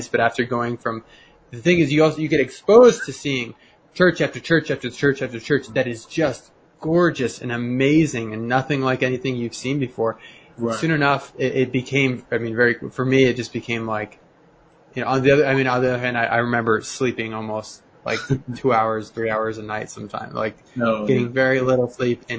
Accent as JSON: {"language": "English", "town": "Denver", "region": "Colorado", "country": "United States", "said": "I'm from Denver"}